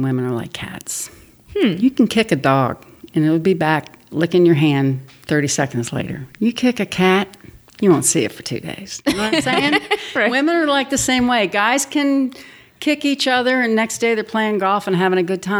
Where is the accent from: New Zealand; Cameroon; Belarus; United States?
United States; Washington, District of Columbia; moved away as an adult; also born or lived in West Virginia; growing up in Washington, D.C.